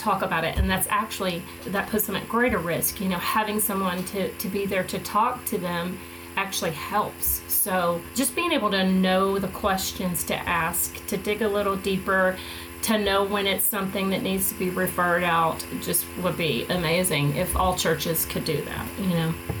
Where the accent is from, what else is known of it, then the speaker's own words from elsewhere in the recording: the South, United States; growing up in the South